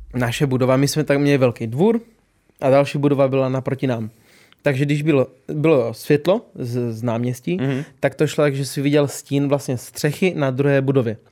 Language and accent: Czech; Olomouc, Olomouc Region, Czechia; u nás doma v Olomouci